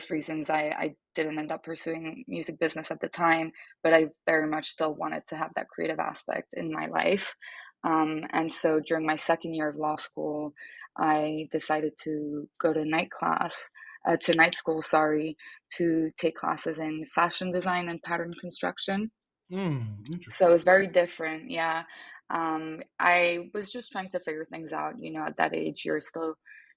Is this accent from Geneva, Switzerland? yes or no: yes; Geneva, Switzerland; English is a second language; moved away as an adult; now in New York, United States; I am actually Swiss and Italian, and I was born and raised in Geneva in Switzerland